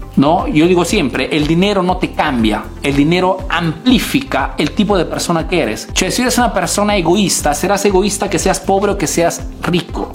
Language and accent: Spanish; Peru; now in Italy